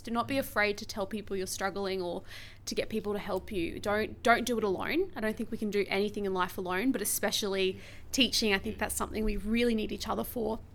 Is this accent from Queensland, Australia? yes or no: yes; Brisbane, Queensland, Australia; also born or lived in Hervey Bay; I am from Brisbane, but I've taught in Brisbane and in Harvey Bay